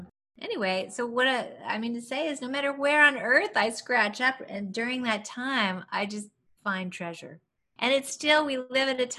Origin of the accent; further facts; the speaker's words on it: San Bernardino, California, United States; growing up in San Bernardino, California